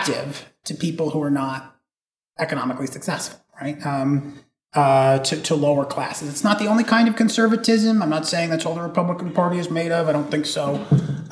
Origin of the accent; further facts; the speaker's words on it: Northeast, United States; moved away; it was unusual to grow up as a Thomist in the Northeast where I came from